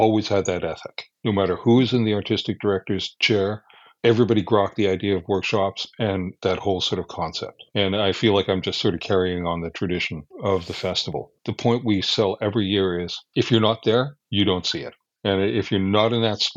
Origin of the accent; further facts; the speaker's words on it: Alberta, Canada; I'm from Alberta. I'm unfortunately unilingual.